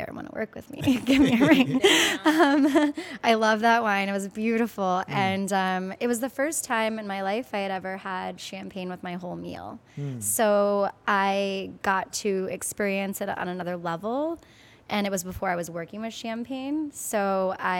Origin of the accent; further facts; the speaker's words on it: Hawaii, United States; now in New York, United States; I'm from Hawaii, so I grew up eating a lot of like Asian food.